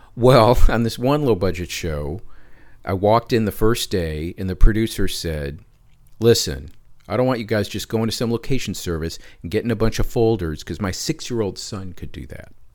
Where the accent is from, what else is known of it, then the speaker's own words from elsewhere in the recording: Detroit, Michigan, United States; moved away as an adult; also born or lived in Southfield, Michigan; now in Los Angeles, United States; I grew up in the Detroit area.